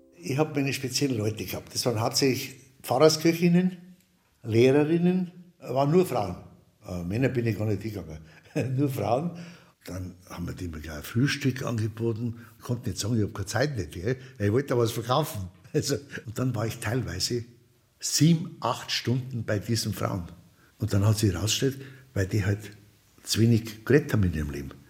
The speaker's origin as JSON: {"language": "German", "region": "Lower Bavaria", "country": "Germany", "tie": "born or raised there", "also_born_or_lived": "Munich / Lower Franconia", "said": "ich bin hier in München geboren, bin in Niederbayern im Rottal aufgewachsen, bin in Unterfranken aufgewachsen, mütterlicherseits"}